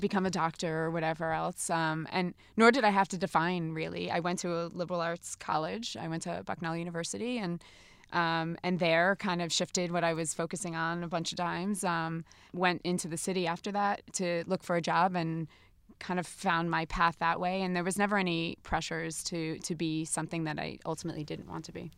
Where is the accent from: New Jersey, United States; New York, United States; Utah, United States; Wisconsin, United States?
New Jersey, United States; I am from New Jersey.